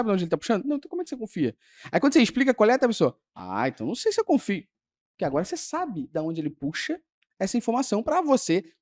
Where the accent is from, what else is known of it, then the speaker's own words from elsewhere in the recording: Brazil; que a gente institucionalizou, que a gente, como a gente é brasileiro